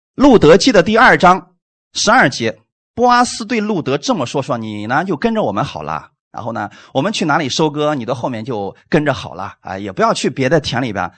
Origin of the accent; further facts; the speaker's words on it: China; 我们中国人太精明了